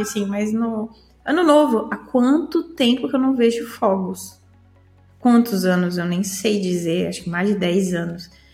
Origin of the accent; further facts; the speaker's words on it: Praia Grande, São Paulo, Brazil; moved away as an adult; now in Portugal; eu nasci no Samambaia, vou crescer no Samambaia e vou morrer no Samambaia, que era o bairro que eu cresci minha vida toda, na Praia Grande, no litoral de São Paulo